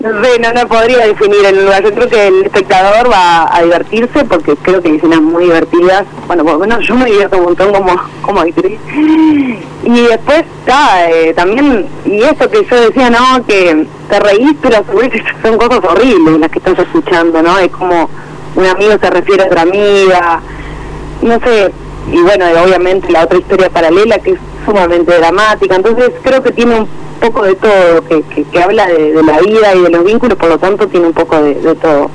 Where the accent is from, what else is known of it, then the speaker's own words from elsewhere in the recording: Montevideo, Uruguay; uno como montevideano